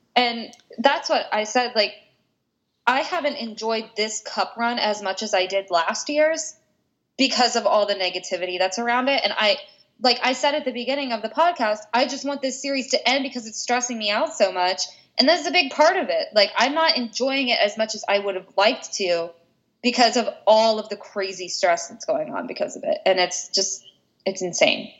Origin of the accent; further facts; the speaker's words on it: West Virginia, United States; I grew up in West Virginia. We were a football town.